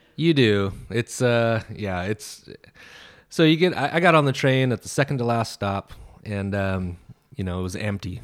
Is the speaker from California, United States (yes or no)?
yes; Sacramento, California, United States; also born or lived in Central Coast, California; I was born in Sacramento and yeah. um, I moved to the Central Coast in the summer in between seventh and eighth grade